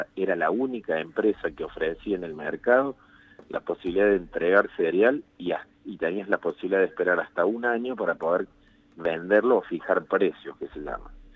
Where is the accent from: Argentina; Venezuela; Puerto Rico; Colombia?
Argentina; como ciudadanos argentinos